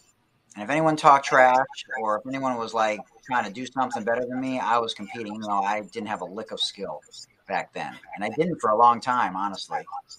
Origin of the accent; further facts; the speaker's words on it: Detroit, Michigan, United States; Now, a lot of the people I grew up with did hockey, you know, because I'm from Hockey Town.